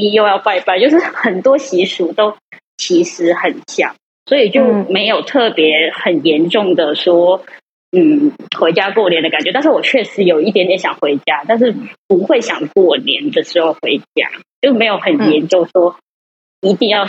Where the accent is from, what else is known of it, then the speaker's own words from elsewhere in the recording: Guangdong, China; moved away as an adult; now in Taiwan; 因为我是广东人嘛。